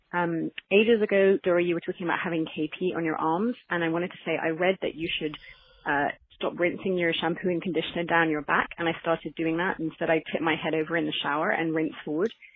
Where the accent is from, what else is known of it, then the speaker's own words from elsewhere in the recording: England, United Kingdom; moved away as an adult; also born or lived in Paris, France; now in Switzerland; I'm calling from Switzerland, uh, by way of England, where I'm actually from